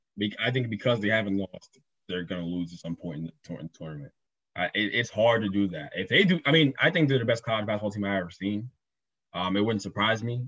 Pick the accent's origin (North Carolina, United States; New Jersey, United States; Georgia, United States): New Jersey, United States; we're from Jersey.